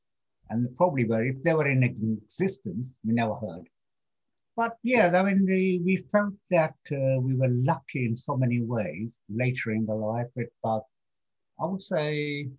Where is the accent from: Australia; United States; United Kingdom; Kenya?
Kenya; born there; I was born as a Kenyan citizen purely on the grounds that my father was born in Kenya and I was born in Kenya.